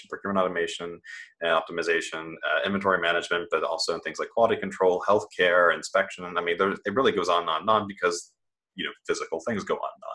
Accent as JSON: {"language": "English", "region": "Midwest", "country": "United States", "tie": "born or raised there", "also_born_or_lived": "Germany", "moved": "yes", "said": "I grew up in the Midwest, was homeschooled for most of it"}